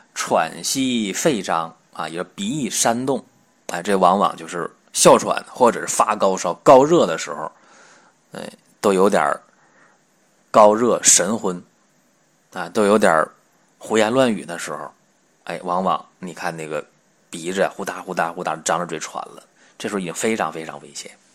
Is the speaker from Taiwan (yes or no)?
no; China; 我们中国人黄种人的脸色